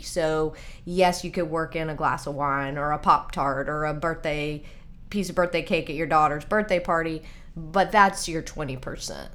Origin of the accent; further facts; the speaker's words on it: Nashville, Tennessee, United States; also born or lived in Colorado; I grew up here in Nashville, actually.